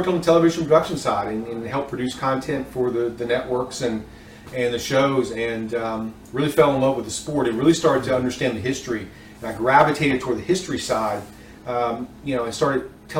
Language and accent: English; Key Largo, Florida, United States; now in North Carolina, United States; But I grew up in Key Largo, Florida, a good portion of my life